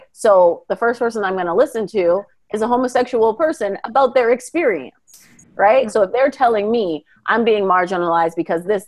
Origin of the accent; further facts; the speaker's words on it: Winnipeg, Manitoba, Canada; I was born and raised in Canada, in Winnipeg, Manitoba